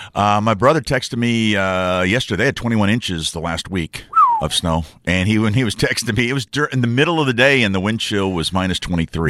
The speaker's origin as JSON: {"language": "English", "region": "Mississippi", "country": "United States", "tie": "born or raised there", "said": "my home state"}